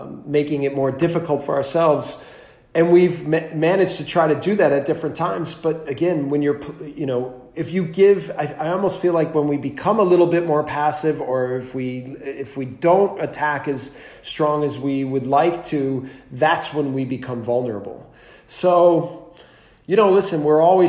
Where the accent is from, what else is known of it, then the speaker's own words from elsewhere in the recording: United States; moved away as an adult; now in Germany; as an American